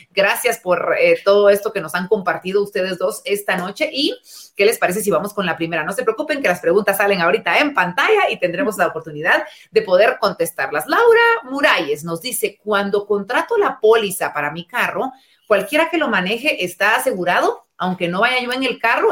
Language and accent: Spanish; Guatemala